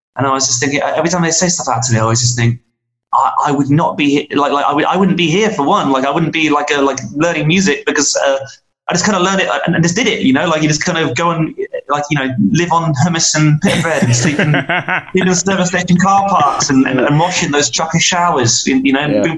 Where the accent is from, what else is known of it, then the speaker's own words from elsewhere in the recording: England, United Kingdom; being an Englishman making records in, in America